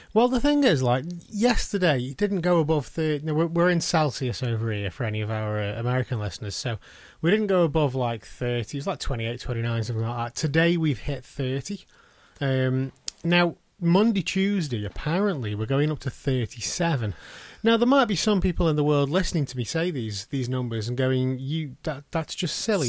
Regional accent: United Kingdom; we are British

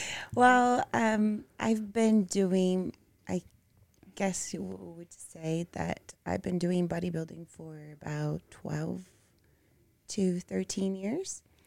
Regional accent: Brazil; English is a second language; moved away; I grew up in Brazil

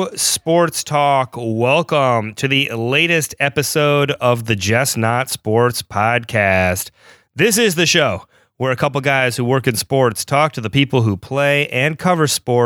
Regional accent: Peoria, Illinois, United States; moved away; we both kind of came of age, if you would say, in Peoria, Illinois.

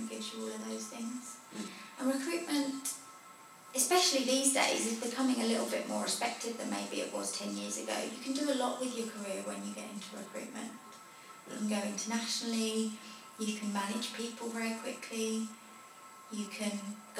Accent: Potters Bar, East of England, United Kingdom; in Hertfordshire, in Potters Bar.

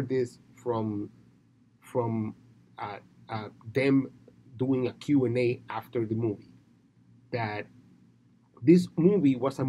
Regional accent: Dominican Republic; I'm from the Dominican Republic.

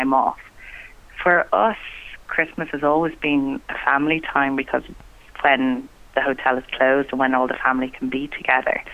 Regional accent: Rosslare, Leinster, Ireland; I grew up in Rosslare, the hotel.

